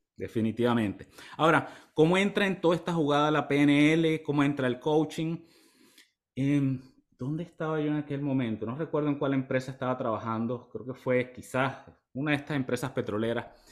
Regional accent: Maturín, Monagas, Venezuela; moved away as an adult; also born or lived in Ciudad Bolívar, Venezuela; now in United States; yo vengo de un pueblo en el oriente del país, de Maturín. Soy de Maturín, Estado Monaga.

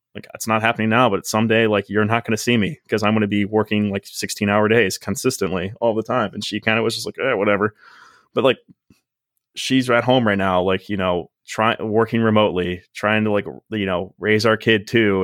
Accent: Medina, Ohio, United States; moved away as an adult; now in Miami, United States; I grew up at Medina, and it was one of those, like, I liked Medina, I liked living in Medina, like, I liked my hometown

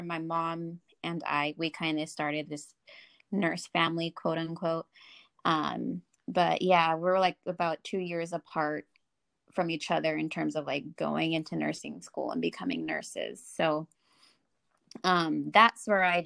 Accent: Fresno, California, United States; I grew up here in the Valley, Fresno.

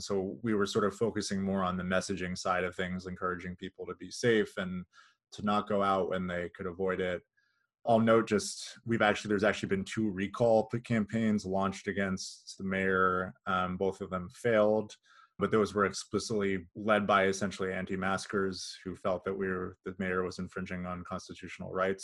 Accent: California, United States; moved away as an adult; also born or lived in Kansas City area, Missouri/Kansas; now in Kansas City, United States; I grew up in California and then moved here in twenty thirteen

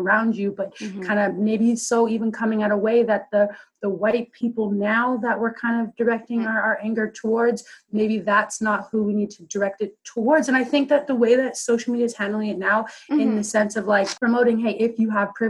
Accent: Maple Ridge, British Columbia, Canada; I grew up in Maple Ridge and for a lot of it, you're just the only black kid.

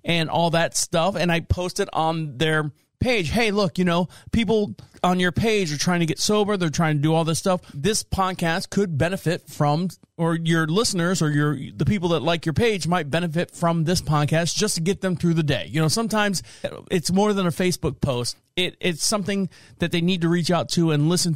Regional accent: Florida, United States; I'm from Florida.

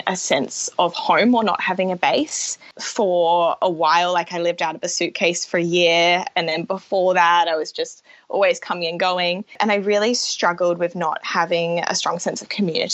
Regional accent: Brisbane, Queensland, Australia; moved away as an adult; now in Auckland, New Zealand; So originally I'm from Brisbane, and yeah, grew up there with my parents

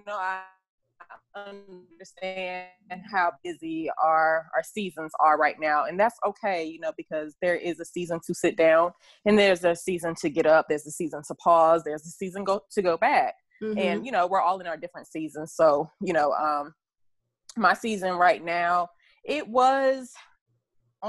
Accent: Fayetteville, North Carolina, United States; I am from Fayetteville, North Carolina

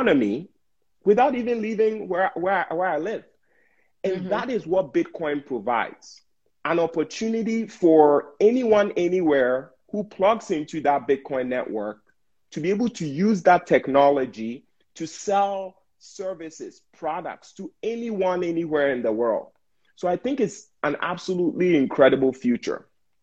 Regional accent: Ghana; now in United States; I was born and raised in Ghana

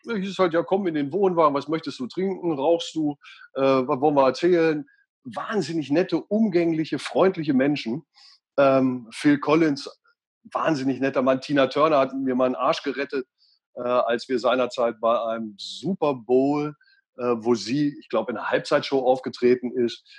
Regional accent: Göttingen, Lower Saxony, Germany; also born or lived in Einbeck; da bin ich geboren, ähm, man ja. sieht es mir gar nicht mehr an, und bin aufgewachsen in Göttingen

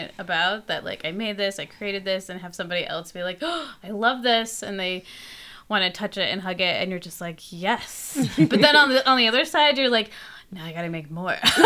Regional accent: Logan, Utah, United States; also born or lived in El Salvador; now in Salt Lake City, United States; growing up in Logan, Utah, I was also really close to the mountains

